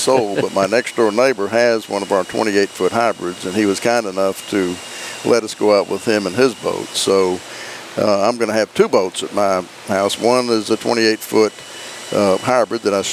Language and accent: English; Charleston, South Carolina, United States; accent: South Carolina; moved away as an adult; now in Tennessee, United States; I had that South Carolina accent.